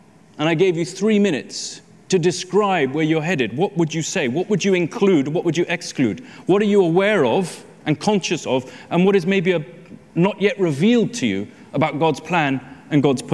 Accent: London, United Kingdom; I'm a Londoner

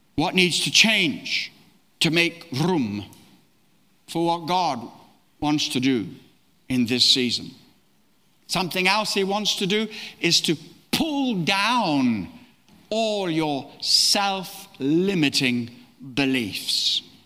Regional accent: Australia; also born or lived in East Africa; now in London, United Kingdom; I was born in East Africa, brought up in Australia, lived residentially in London, but traveled the world

